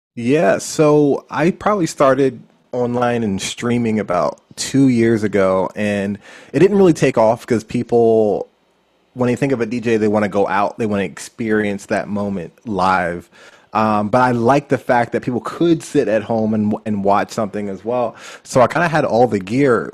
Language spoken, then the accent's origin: English; Philadelphia, Pennsylvania, United States; moved away as an adult; also born or lived in Lancaster County, Pennsylvania / South Jersey; now in Los Angeles, United States; I was born in Philadelphia, Pennsylvania